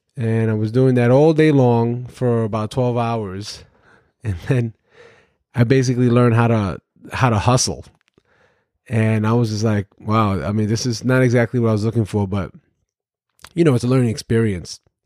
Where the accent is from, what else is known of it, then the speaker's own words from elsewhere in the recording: New York City, New York, United States; I grew up in Brooklyn, New York, in the housing developments